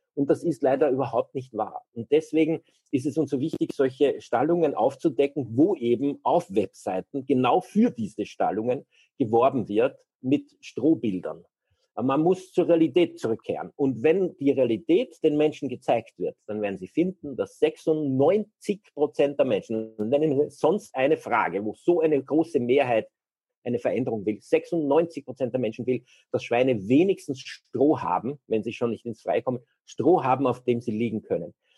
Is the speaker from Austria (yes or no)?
yes; Austria; bei uns in Österreich